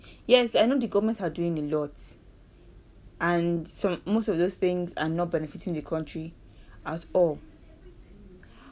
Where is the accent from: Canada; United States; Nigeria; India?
Nigeria; I am a Nigerian